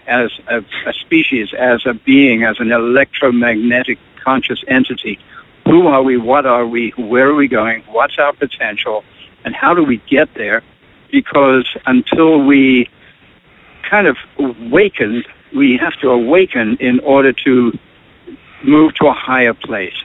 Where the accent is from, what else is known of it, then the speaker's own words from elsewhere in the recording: South Africa; moved away as an adult; now in United States; I grew up in South Africa, which is a phenomenal place to grow up